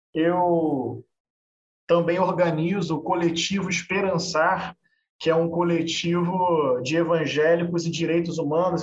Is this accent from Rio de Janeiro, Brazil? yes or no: yes; Niterói, Rio de Janeiro, Brazil; Eu nasci em Niterói, aqui uma cidade do lado do Rio de Janeiro. Morei lá até 2016. Eu cresci num bairro periférico popular da zona norte de Niterói